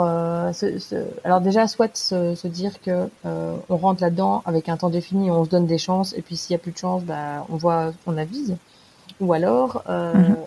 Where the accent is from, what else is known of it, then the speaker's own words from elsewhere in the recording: France; en tant que française